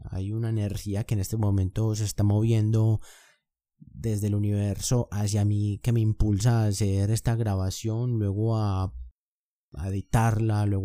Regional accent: Colombia; yo soy de Colombia, vivo actualmente en Medellín, tengo 24 años

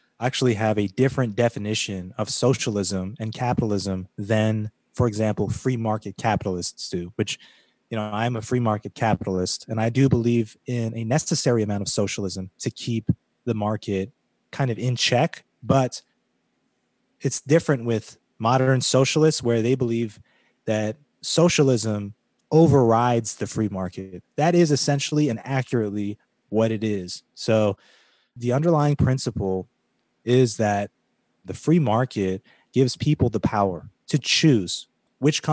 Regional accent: California, United States; moved away; I spent a portion of my youth growing up in California

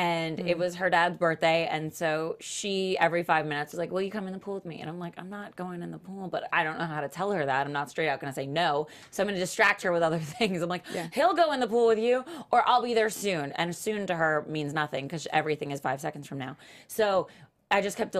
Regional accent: Florida, United States; moved away; We're both from Florida

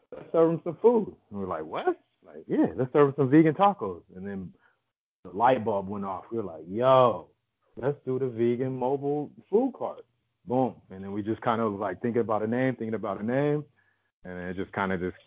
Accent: Inland Empire, California, United States; moved away as an adult; also born or lived in Hollywood, Los Angeles / Midwest / New York; I was born in Hollywood and my parents moved to the suburbs, like the Inland Empire, when I was like two

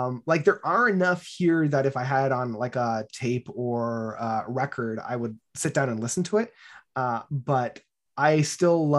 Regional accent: Barrie, Ontario, Canada; growing up in Barrie

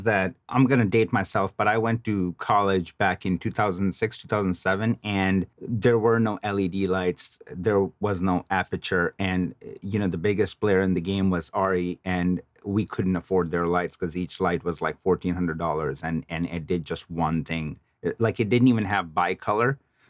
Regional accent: Chicago, Illinois, United States; I mean, I'm originally from Chicago.

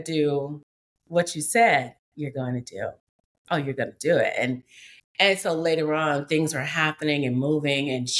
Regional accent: Memphis, Tennessee, United States; I'm a woman from the South, and we talk in the deep South. I'm from Memphis, Tennessee

